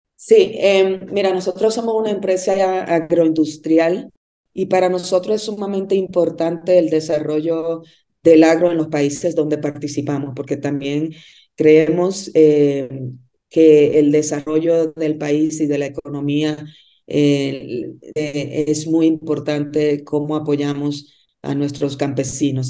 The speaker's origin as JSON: {"language": "Spanish", "country": "Dominican Republic", "also_born_or_lived": "Mexico City, Mexico / Monterrey, Mexico", "moved": "as an adult", "lives_now": "Bogotá, Colombia", "said": "Yo soy de Dominicana"}